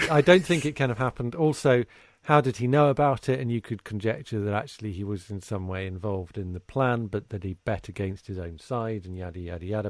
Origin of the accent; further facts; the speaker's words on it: United Kingdom; as a Brit growing up, i, you know, in the, in the late twentieth century